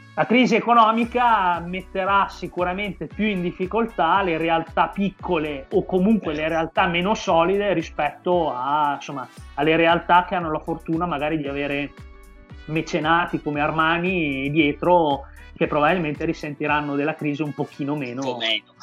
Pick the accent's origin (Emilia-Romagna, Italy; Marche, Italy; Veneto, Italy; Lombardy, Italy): Emilia-Romagna, Italy; Bologna; io sono di Bologna